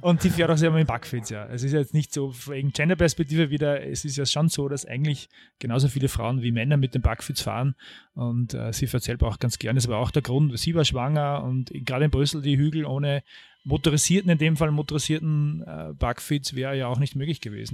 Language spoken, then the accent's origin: German; Mühlviertel, Upper Austria, Austria; moved away as an adult; now in Vienna, Austria; Ich bin im Mühlviertel aufgewachsen, in kleiner Gemeinde Mühlviertel